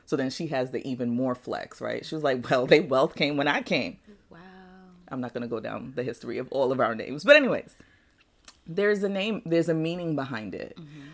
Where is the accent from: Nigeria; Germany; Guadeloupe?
Nigeria; now in United States; my birth certificate says I was born in Nigeria